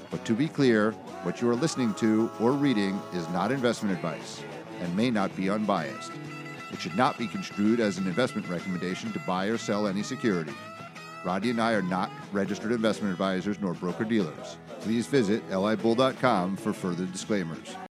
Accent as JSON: {"language": "English", "country": "United States", "said": "as an American citizen"}